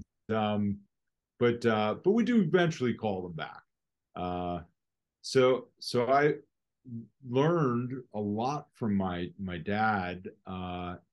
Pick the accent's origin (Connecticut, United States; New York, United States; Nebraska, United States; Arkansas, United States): Connecticut, United States; Westport; also born or lived in Norwalk, Connecticut; I grew up in Westport, Connecticut